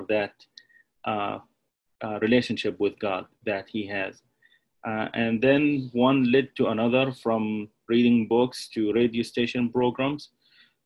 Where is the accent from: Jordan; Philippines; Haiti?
Jordan; moved away; I come from Jordan, which is a dominant Muslim country